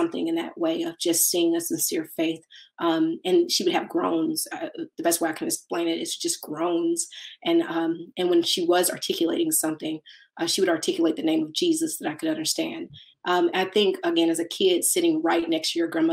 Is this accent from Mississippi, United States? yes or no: yes; Mississippi, United States; I'm from Mississippi